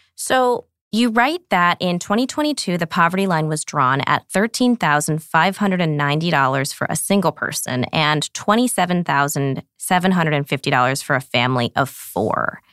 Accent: Montclair, New Jersey, United States; I grew up in New Jersey

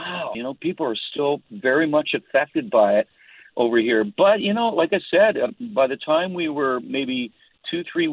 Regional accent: Canada; I'm Canadian

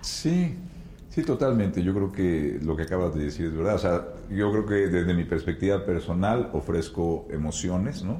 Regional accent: Mexico; como mexicanos

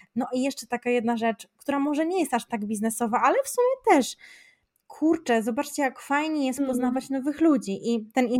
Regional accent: Szczecin, West Pomeranian Voivodeship, Poland; u nas w Szczecinie to bardziej trzeba byłoby się uczyć tego niemieckiego

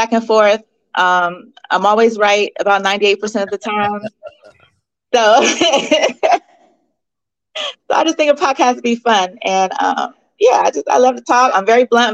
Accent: San Diego, California, United States; now in Atlanta, United States; I'm from California, but I've lived in Atlanta for almost 18 years now. But still, Cali is my home.

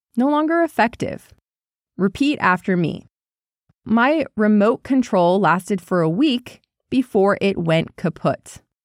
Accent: United States; Growing up in the United States, in suburbia

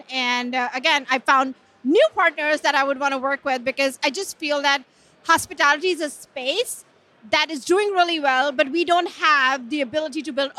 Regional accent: California, United States; I'm from California.

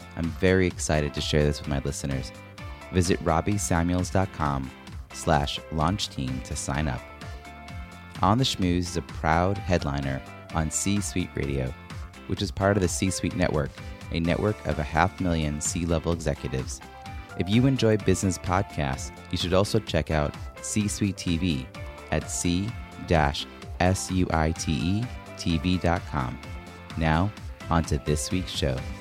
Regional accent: Long Island, New York, United States; moved away as an adult; now in Boston, United States; from New York where I grew up in Long Island

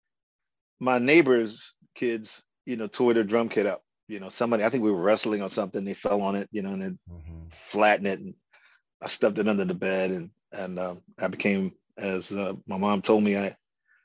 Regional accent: Baltimore, Maryland, United States; I grew up in Baltimore, Maryland. I was born right here in Baltimore, Maryland

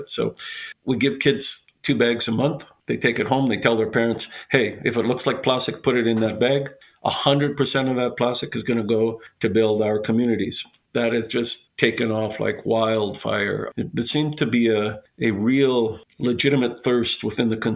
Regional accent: Canada; I'm a Canadian

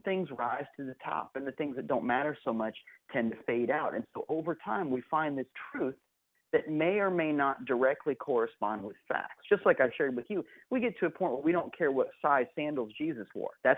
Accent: Kansas City, Missouri, United States; now in St. Petersburg, United States; I was born in Kansas City. My mom and dad were working at Unity Village. And so the first home I ever knew was on the grounds of the village

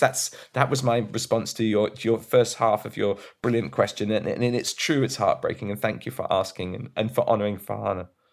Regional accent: Brighton, South East England, United Kingdom; I'm from Brighton too

